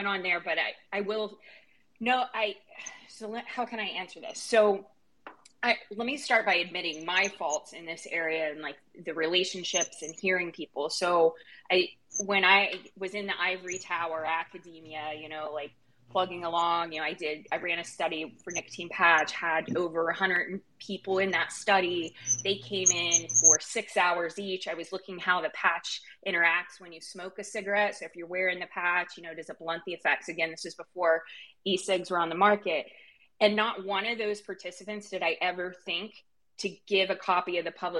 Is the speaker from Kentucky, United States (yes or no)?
yes; Eastern Kentucky, United States; I was raised in Eastern Kentucky